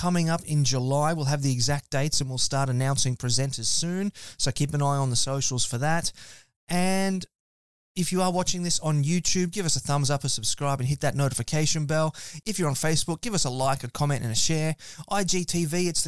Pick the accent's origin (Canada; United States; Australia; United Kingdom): Australia; Gold Coast, Queensland; I'm from the Gold Coast